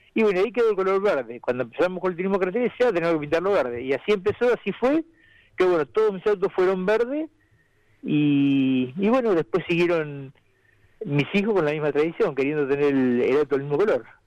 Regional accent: Necochea, Buenos Aires Province, Argentina; fue ante toda mi gente, todo mi pueblo

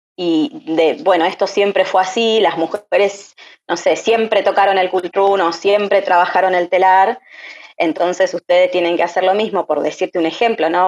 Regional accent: Buenos Aires, Argentina; moved away as an adult; also born or lived in La Pampa; now in Los Menucos, Argentina; nací y me crié en Buenos Aires, eh, y ahora actualmente vivo acá en los Menucos.

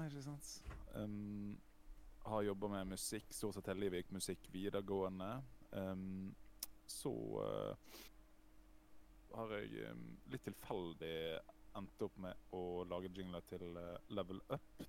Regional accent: Os, Vestland, Norway; jeg er jo fra Os sør for Bergen

